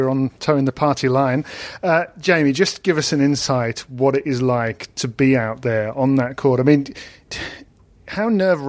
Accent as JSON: {"language": "English", "country": "United Kingdom", "said": "I am British"}